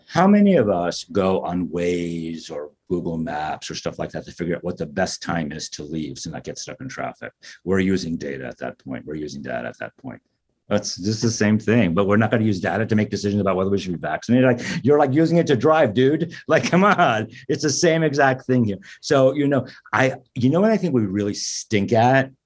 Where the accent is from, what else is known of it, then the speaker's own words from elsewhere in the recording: United States; as an American